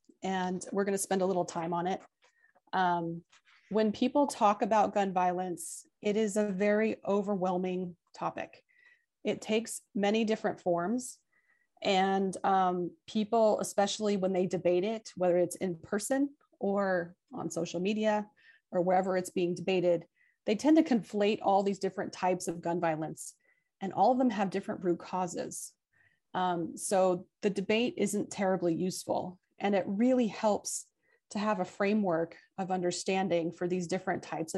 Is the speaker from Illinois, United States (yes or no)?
no; Albuquerque, New Mexico, United States; moved away as an adult; also born or lived in Chicago; I was born and raised here in Albuquerque